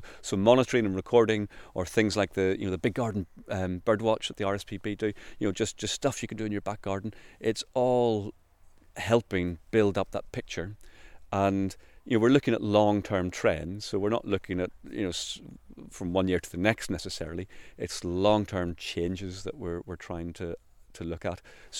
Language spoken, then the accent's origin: English; Northern Ireland, United Kingdom; moved away as an adult; I mean, I came from Northern Ireland. I worked for the National Trust over there for 12 years